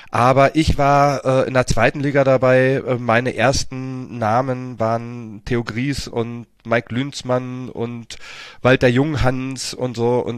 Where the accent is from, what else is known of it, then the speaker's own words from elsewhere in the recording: Berlin, Germany; komme aus Berlin, bin in Berlin geboren, äh, im schönen Reinickendorf ähm, und habe auch Jugend in Zehlendorf verbracht.